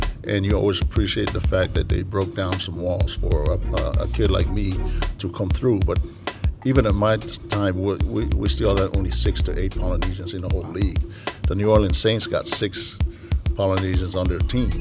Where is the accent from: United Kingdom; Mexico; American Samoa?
American Samoa; now in United States; when I grew up in Samoa